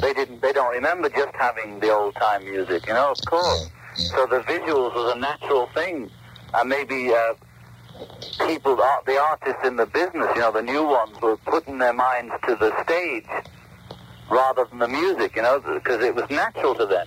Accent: England, United Kingdom; moved away as an adult; now in United States; we were all brought up on, in England

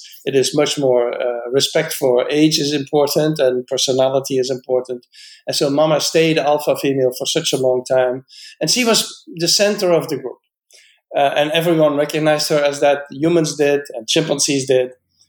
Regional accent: Netherlands; born there; I was born in the Netherlands and I'm a biologist.

